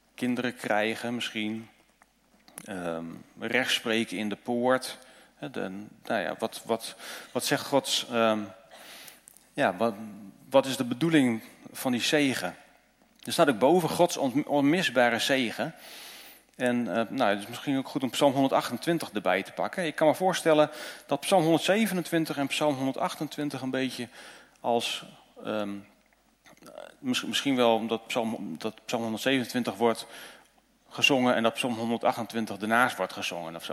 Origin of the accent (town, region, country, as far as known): Netherlands